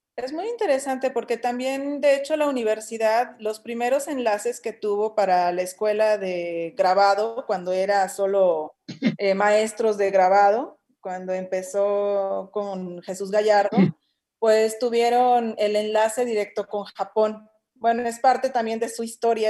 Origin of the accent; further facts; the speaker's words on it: Torreón, Coahuila, Mexico; now in Guanajuato, Mexico; hay unos que ya nos adoptó Guanajuato, como a mí, porque yo soy de Torreón, Coahuila